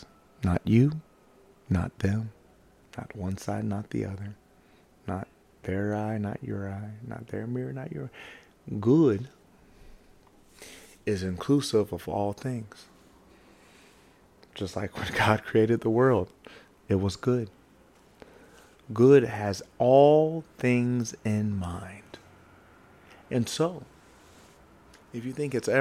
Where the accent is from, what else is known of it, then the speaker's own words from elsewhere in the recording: the South, United States; I grew up in the South